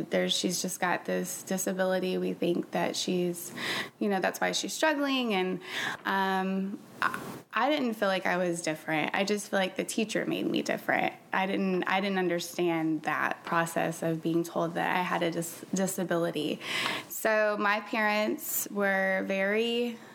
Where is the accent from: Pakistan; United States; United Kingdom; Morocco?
United States; Jackson, Mississippi; born there; now in Florida, United States